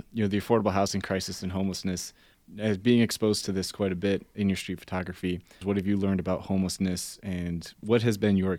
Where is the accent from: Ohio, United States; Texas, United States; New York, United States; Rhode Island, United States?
Ohio, United States; Cleveland; now in Reno, United States; I'm originally from the Midwest. I'm from Cleveland, Ohio.